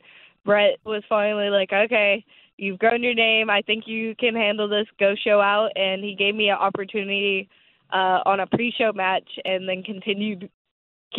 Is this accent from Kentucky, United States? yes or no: yes; Louisville, Kentucky, United States; So I'm from Louisville, Kentucky, but I actually got trained in Jeffersonville, Indiana